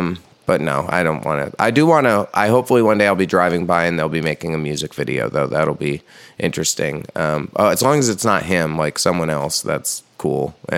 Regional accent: New York, United States; accent: New York; The really heavy New Yorkness only comes out if I drink a lot or if I'm really mad.

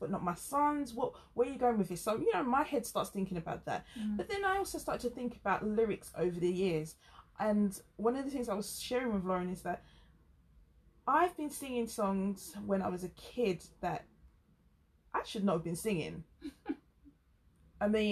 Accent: England, United Kingdom; accent: very English; Me with my very English accent

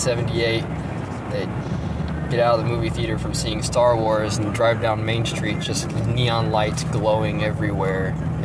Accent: United States; because as an American, there's this sense that it's kind of in the past. There's still the American dream.

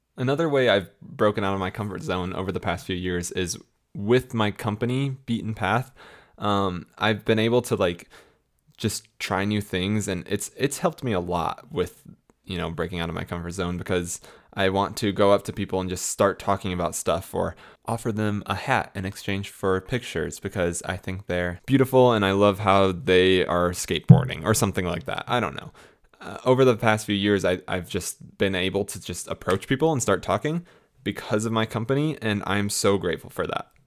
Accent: Florida, United States; moved away as an adult; also born or lived in Illinois / Tampa area, Florida / St. Augustine, Florida; now in Colorado, United States; I was born in Illinois, um, as some of you know, and then I grew up in Florida the majority of my life

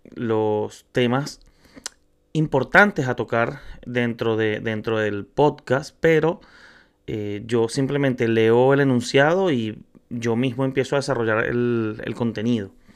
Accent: Venezuela; now in Chile; soy venezolano, me encuentro en Chile, soy inmigrante

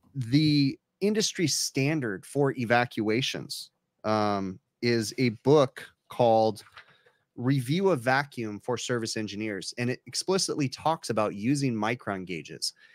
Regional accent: California, United States; I'm from California

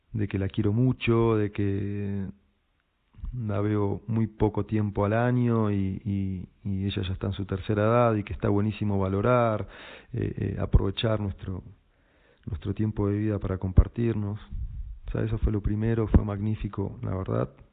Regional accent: Buenos Aires, Argentina; moved away as an adult; also born or lived in Pisac, Peru; soy argentino, nací en Buenos Aires

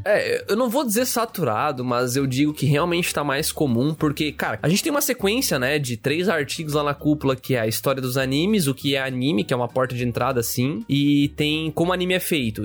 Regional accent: Brazil; como brasileiros

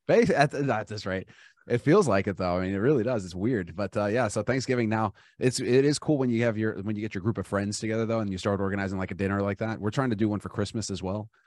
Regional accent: Los Angeles, California, United States; I grew up in Los Angeles

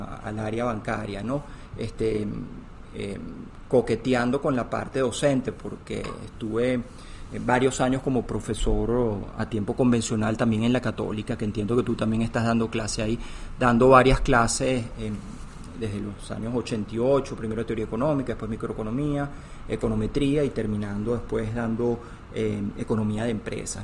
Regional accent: Venezuela; mi historia es de un profesional este, venezolano, la verdad que mi carrera se ha desarrollado toda en Venezuela

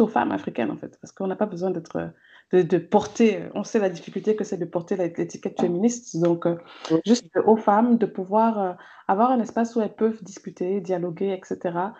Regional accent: Cameroon; j'ai grandi au Cameroun euh, avec des parents camerounais

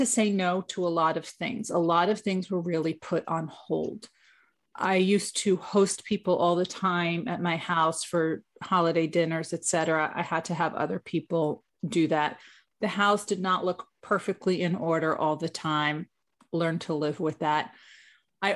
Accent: New York, United States; I am from New York

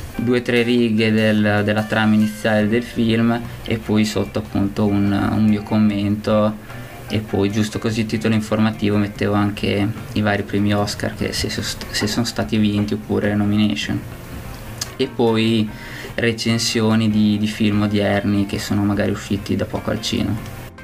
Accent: Bologna, Emilia-Romagna, Italy; io vengo da Bologna

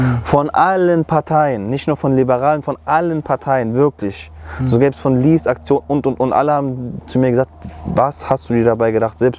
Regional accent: Germany; erstens bin ich selber Deutscher, zweitens habe ich erkannt, und das ist eigentlich schon traurig, das selber zu sagen weil ich hier groß geworden bin, dass mein Heimatland ist

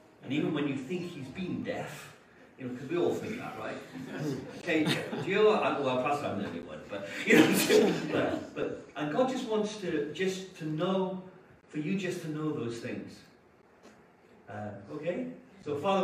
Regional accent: Wales, United Kingdom; now in England; I'm from Wales. It's a little country of about 3.5 million people on the west side of the UK

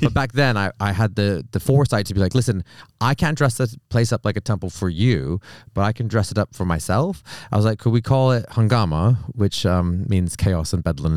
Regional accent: Canada; moved away as an adult; now in United Kingdom; I'm from Canada

